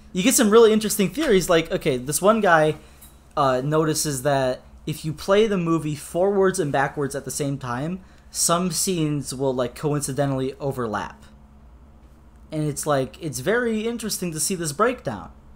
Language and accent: English; United States; American Boy over here